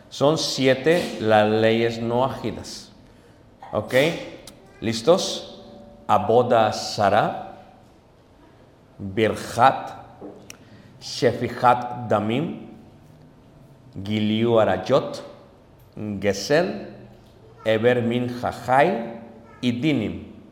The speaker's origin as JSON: {"language": "Spanish", "region": "Mexico City", "country": "Mexico", "tie": "born or raised there", "said": "Yo vengo de Ciudad de México. Pero allá comíamos cuando yo era niño"}